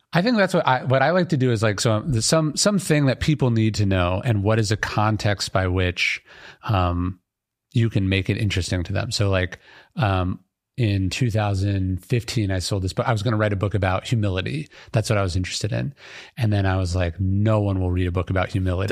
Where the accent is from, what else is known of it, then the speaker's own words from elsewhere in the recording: Sacramento, California, United States; I grew up in Sacramento, a government town